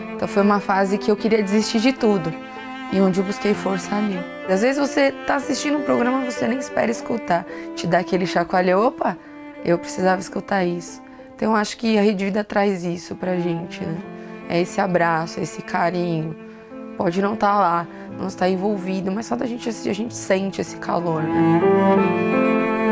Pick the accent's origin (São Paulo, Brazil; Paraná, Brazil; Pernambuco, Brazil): São Paulo, Brazil; eu sou de Interlagos